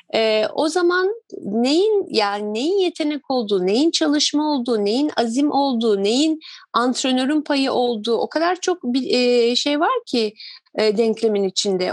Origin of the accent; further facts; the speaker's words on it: Turkey; biz Türkler